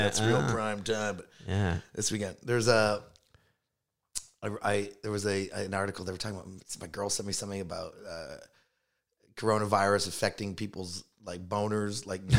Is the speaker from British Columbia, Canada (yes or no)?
no; Toronto, Ontario, Canada; and I'm from Toronto, like one of the biggest, most multicultural cities in all the world, right?